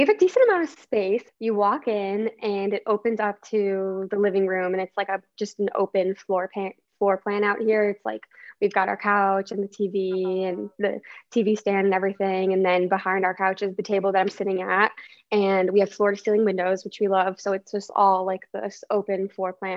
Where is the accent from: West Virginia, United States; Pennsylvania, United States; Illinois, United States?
Illinois, United States; Chicago suburbs; also born or lived in Ohio; born and raised in Chicago, the suburbs, so like 20 miles north of the city, so not technically from the city